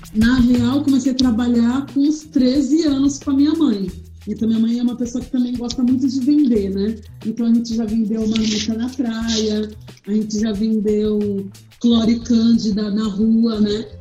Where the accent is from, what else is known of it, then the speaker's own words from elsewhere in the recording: Santos, São Paulo, Brazil; moved away as an adult; now in São Paulo, Brazil; eu nasci em Santos no dia 13 de maio de 1985